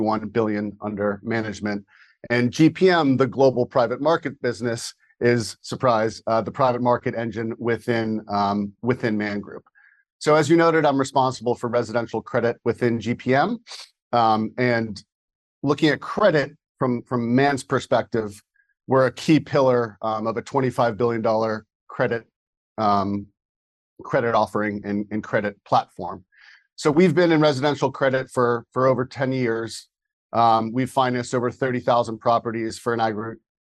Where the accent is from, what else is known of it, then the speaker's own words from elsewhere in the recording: Wayland, Massachusetts, United States; I grew up in Wayland, Massachusetts, a commuter town around Boston, about 15 miles west